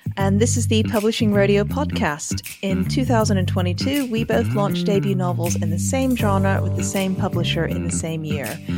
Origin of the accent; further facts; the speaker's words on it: Hong Kong; also born or lived in Texas; now in United Kingdom; I grew up in Hong Kong, but was born in Texas or the other way around or something. And I now live in the U K